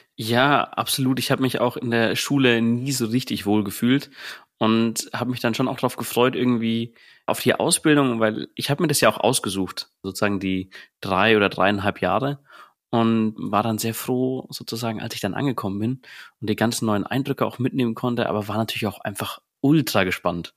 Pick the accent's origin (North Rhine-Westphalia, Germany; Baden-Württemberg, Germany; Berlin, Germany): Berlin, Germany; aus dem Bezirk Berlin, Brandenburg und Sachsen, komme aus Berlin